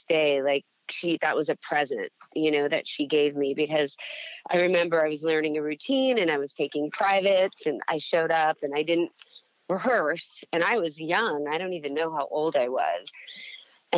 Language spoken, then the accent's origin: English; Las Vegas, Nevada, United States; I grew up in Las Vegas